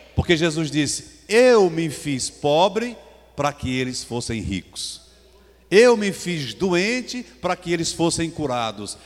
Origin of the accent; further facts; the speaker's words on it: Caruaru, Pernambuco, Brazil; Eu vim lá de Caruaru, nós somos pernambucanos